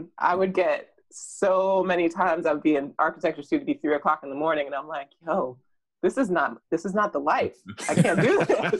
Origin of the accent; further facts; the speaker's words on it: Jamaica; born there; Partly because, I mean, as I said, I was born in Jamaica.